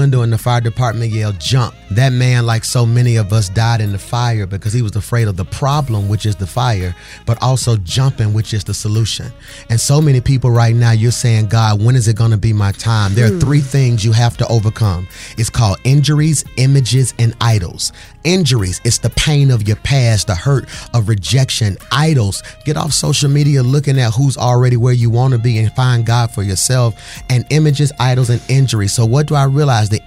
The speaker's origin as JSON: {"language": "English", "town": "Birmingham", "region": "Alabama", "country": "United States", "said": "I'm from Birmingham, Alabama. I'm situated and acculturated between two mountains."}